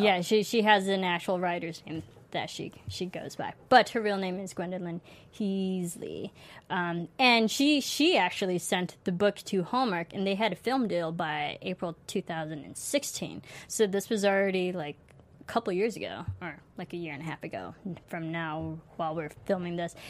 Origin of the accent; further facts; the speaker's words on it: Illinois, United States; as a fellow Illinois person native to you. I'm not from Chicago, but I feel like I am. I practically grew up there.